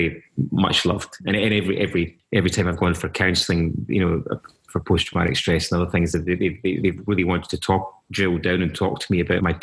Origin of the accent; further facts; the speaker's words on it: Paisley, Scotland, United Kingdom; growing up in Paisley